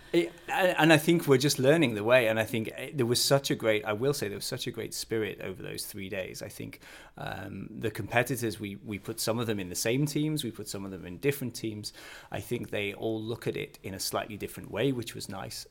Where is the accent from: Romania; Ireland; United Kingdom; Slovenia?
United Kingdom; Northern England; also born or lived in Canada; now in Billund, Denmark; I come from a, a, small town in northern England